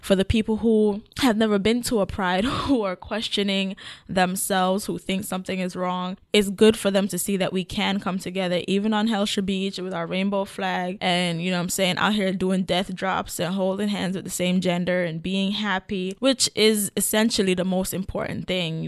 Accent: Kingston, Jamaica; moved away; also born or lived in Portland, Jamaica; But I grew up in Kingston

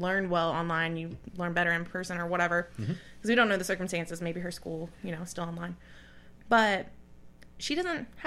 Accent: the South, United States; we grew up in the South

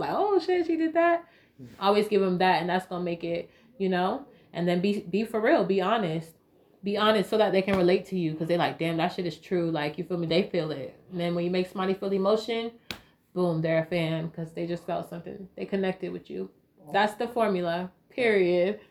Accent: Raleigh, North Carolina, United States; I grew up in Raleigh

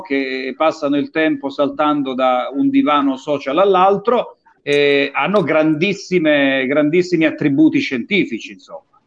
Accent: Calabria, Italy

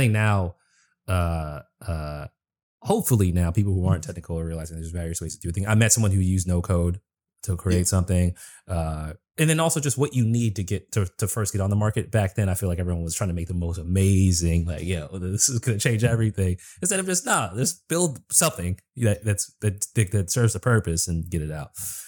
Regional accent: East Coast, United States; now in Washington, D.C., United States; I mean, I grew up in the East Coast, so it's like, but I'm getting to a point where it's wearing me down.

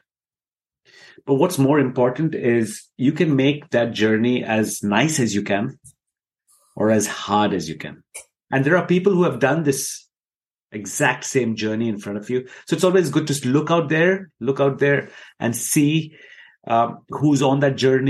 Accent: Dubai, United Arab Emirates; moved away as an adult; also born or lived in India; now in United Kingdom; I was born and brought up in Dubai. And I lived in Dubai for 18 years

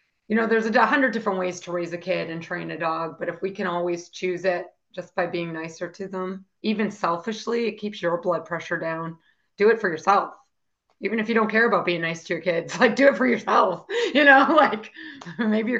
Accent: Boston, Massachusetts, United States; And I'm from Boston

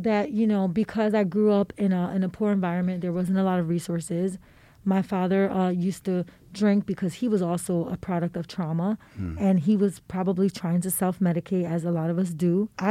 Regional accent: Philadelphia, Pennsylvania, United States; I grew up in the Badlands.

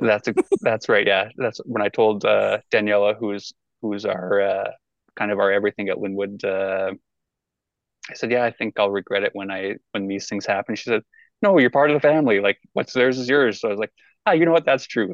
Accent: Hay Lakes, Alberta, Canada; also born or lived in Fort McMurray; I'm from Hay Lakes, so small town, same school from kindergarten to grade 12

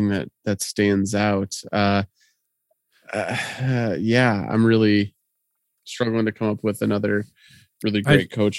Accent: Platte, South Dakota, United States; moved away; I always say I'm from Platt, South Dakota. It was a great place to be from, but it was a terrible place to be a young adult.

